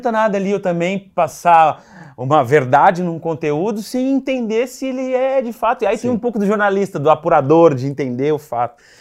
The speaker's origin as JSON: {"language": "Portuguese", "region": "South Region", "country": "Brazil", "lives_now": "São Paulo, Brazil", "said": "porque somos do Sul, e eu comecei, eu vim para São Paulo pela Claro, pela operadora Claro."}